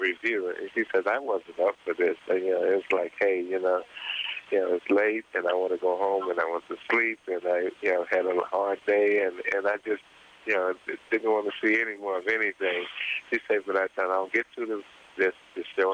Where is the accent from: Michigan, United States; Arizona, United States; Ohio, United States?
Ohio, United States; Cincinnati; now in Austin, United States; Originally I'm from Cincinnati, Ohio